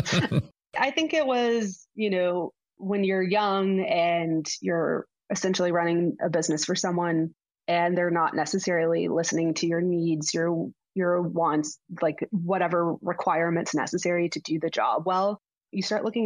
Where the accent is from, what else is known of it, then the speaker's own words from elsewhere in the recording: Arkansas, United States; also born or lived in Little Rock, Arkansas / Mountain Home, Arkansas / Bryant, Arkansas / Fayetteville, Arkansas; I grew up in Arkansas, grew up Little Rock, Mountain Home, Arkansas, graduated high school from Bryant.